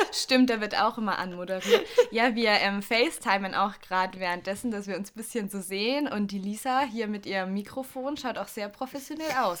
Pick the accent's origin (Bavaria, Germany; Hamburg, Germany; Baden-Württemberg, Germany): Bavaria, Germany; Augsburg; bin ich aufs Gymnasium gekommen in Augsburg